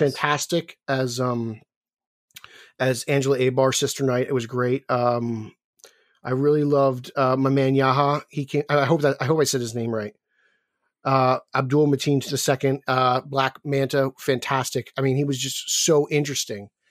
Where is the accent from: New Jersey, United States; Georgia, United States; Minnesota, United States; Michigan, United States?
New Jersey, United States; I'm from New Jersey